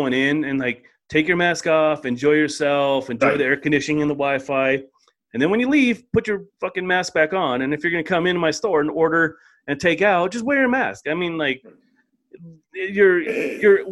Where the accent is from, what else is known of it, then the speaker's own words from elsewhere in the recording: Aurora, Colorado, United States; we're from Aurora